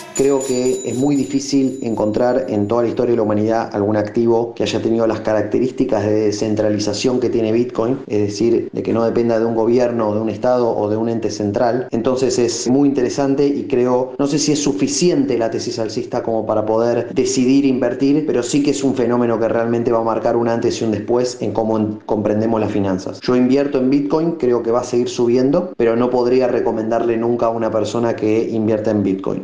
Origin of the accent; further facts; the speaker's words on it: Argentina; now in Barcelona, Spain; soy argentino, vivo en Barcelona